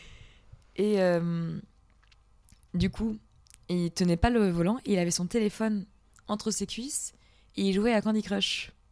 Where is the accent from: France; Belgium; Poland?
Poland; le mec euh, se prend de sympathie parce que je suis polonaise et tout, il nous prend en voiture.